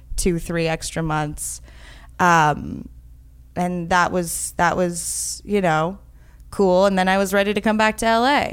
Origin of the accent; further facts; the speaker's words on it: New York City, New York, United States; I grew up in New York City